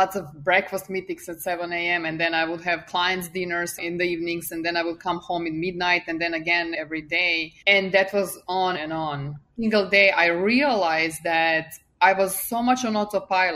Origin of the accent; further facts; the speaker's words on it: Serbia; English is a second language; moved away as an adult; now in United States; I left hometown to finish university. And then I moved from Serbia to US